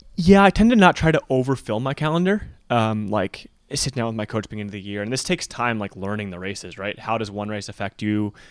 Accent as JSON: {"language": "English", "region": "Michigan", "country": "United States", "tie": "born or raised there", "said": "growing up in Michigan"}